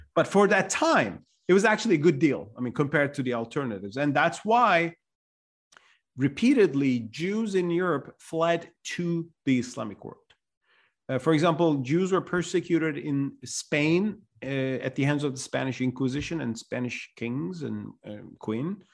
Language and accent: English; Istanbul, Turkey; my hometown, Istanbul